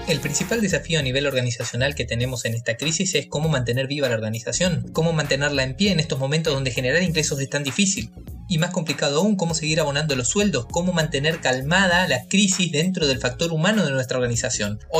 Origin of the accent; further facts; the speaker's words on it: Argentina; now in Asunción, Paraguay; Yo soy contador público nacional, recibido en Argentina, yo soy argentino